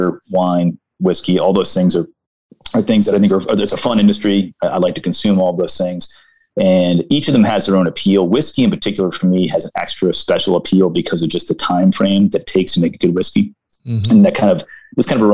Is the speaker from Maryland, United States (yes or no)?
yes; Baltimore, Maryland, United States; I'm from Baltimore